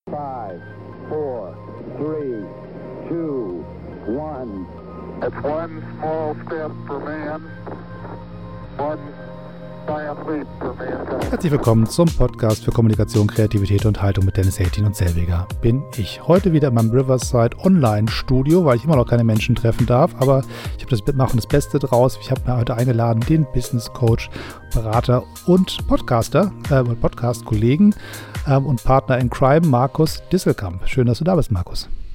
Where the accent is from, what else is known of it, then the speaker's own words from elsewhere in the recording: Hamburg, Germany; als Hamburger